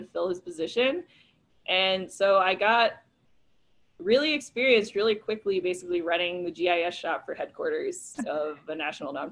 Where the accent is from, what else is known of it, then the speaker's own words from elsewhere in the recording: New York, United States; moved away as an adult; also born or lived in Mid-South; growing up in New York, guns were like not a thing